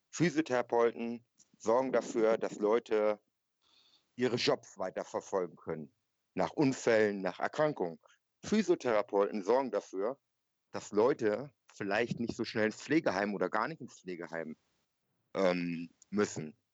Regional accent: North Germany, Germany; Äh, und ich komme dort aus Norddeutschland.

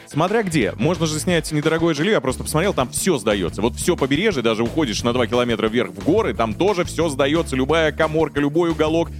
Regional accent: Southern Urals, Russia; Я человек, который родился на Южном Урале.

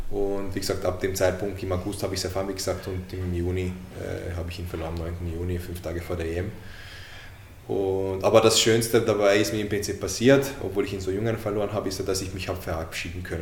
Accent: Hungary; born there; Ich als gebürtiger Ungar.

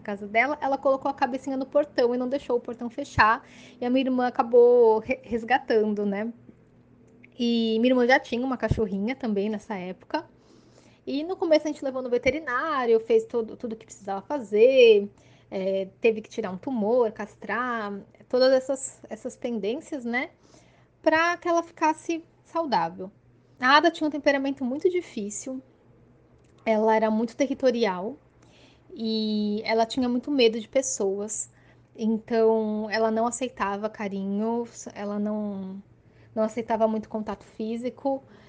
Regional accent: Santos, São Paulo, Brazil; sou de Santos, litoral de São Paulo

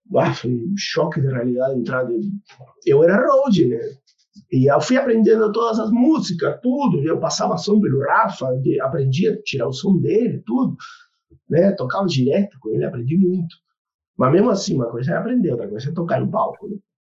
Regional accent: Argentina; Portuguese is a second language; moved away as an adult; also born or lived in Rio Grande do Sul, Brazil; now in Brazil; toquei em bandas metal na Argentina, né? Eu sou argentino

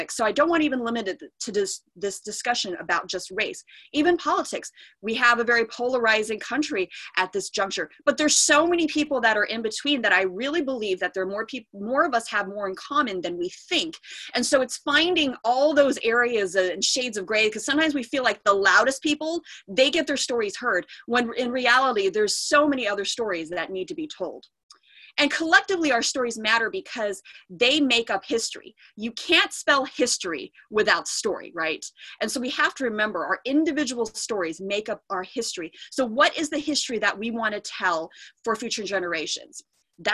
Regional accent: Diamond Bar, California, United States; I grew up in Diamond Bar.

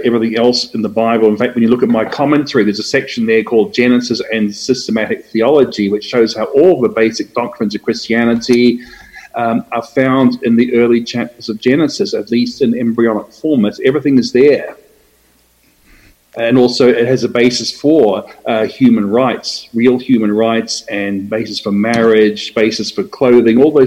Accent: New Zealand; moved away as an adult; also born or lived in Australia / Brisbane, Australia; now in Atlanta, United States; I was born in Australia, but I moved to New Zealand with my parents when I was very young. Did my education in New Zealand

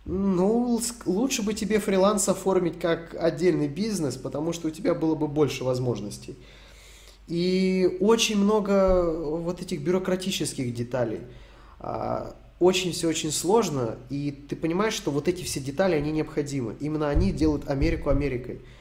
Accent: Donetsk Oblast, Ukraine; а я из ДНР

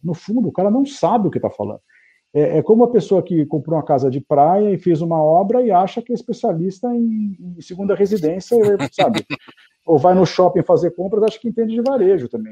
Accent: Brazil; eu estou aqui no Brasil fazendo negócio como brasileiro, né, minha vida toda

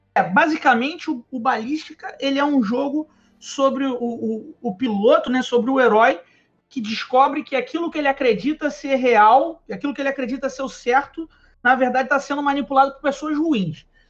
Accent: Nova Iguaçu, Rio de Janeiro, Brazil; a gente morava em Nova Iguaçu, né? Eu ainda sou de Nova Iguaçu

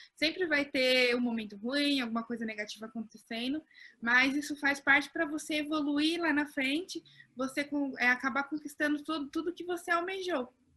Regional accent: Pinhão, Paraná, Brazil; eu não sou de São Paulo, eu sou de uma cidade chamada Pinhão, bem no interior do Paraná

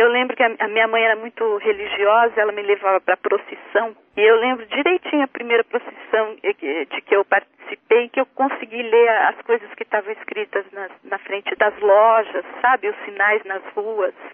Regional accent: Sertãozinho, São Paulo, Brazil; also born or lived in Santa Cruz do Rio Pardo, São Paulo; E em 1963 a gente mudou para Sertãozinho, também no interior de São Paulo, lá na região de Ribeirão Preto.

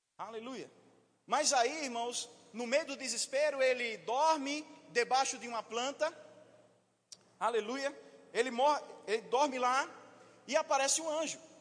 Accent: Vitória de Santo Antão, Pernambuco, Brazil; Sou de Vitória de Santo Antão, pernambucano.

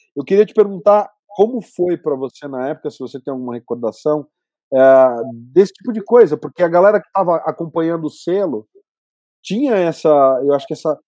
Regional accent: Campinas, São Paulo, Brazil; moved away as an adult; Eu morava em São Paulo na época, e eu sou de Campinas

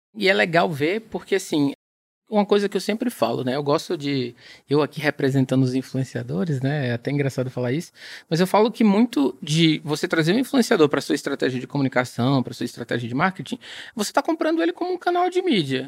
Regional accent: Ceará, Brazil; eu sou brasileiro, sou cearense

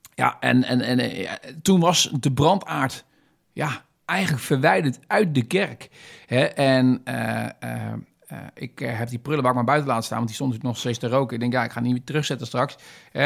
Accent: Netherlands; Ik ben een Nederlander

